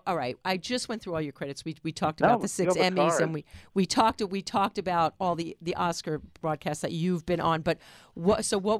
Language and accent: English; New York City, New York, United States; I'm from the Bronx